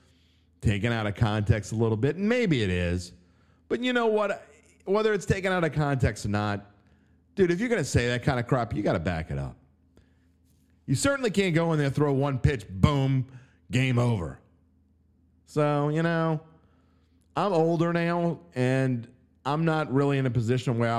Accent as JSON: {"language": "English", "town": "New Orleans", "region": "Louisiana", "country": "United States", "tie": "born or raised there", "said": "I was born and raised in the West Bank. I went to Shaw"}